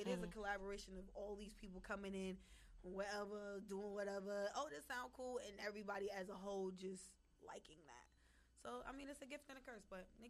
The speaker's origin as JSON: {"language": "English", "region": "New York", "country": "United States", "also_born_or_lived": "Belize", "said": "I'm from New York"}